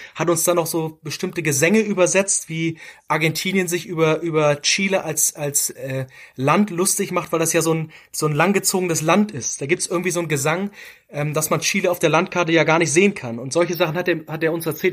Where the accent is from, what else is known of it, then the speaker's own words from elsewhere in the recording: Hamburg, Germany; wir kommen aus Hamburg